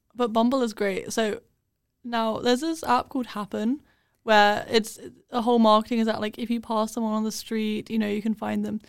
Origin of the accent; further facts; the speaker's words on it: London, United Kingdom; accent: British; moved away; we're from London.